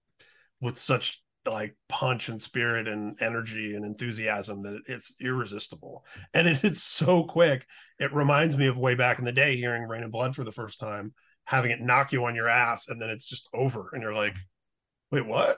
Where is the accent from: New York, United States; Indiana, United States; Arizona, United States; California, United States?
Indiana, United States; growing up in Indiana